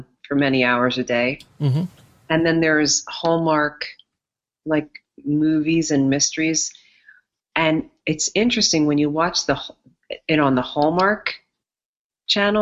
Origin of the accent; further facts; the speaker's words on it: Long Island, New York, United States; I grew up on Long Island